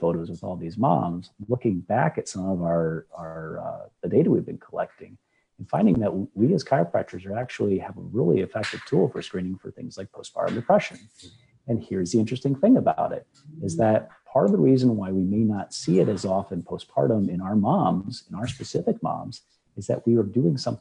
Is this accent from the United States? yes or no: yes; Nebraska, United States; now in Southwest Florida, United States; I'm originally from Nebraska